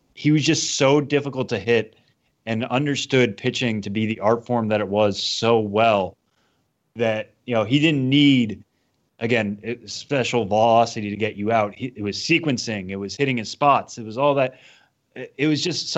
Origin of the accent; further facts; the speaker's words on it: Massachusetts, United States; I grew up in Massachusetts, so I grew up in an AL East area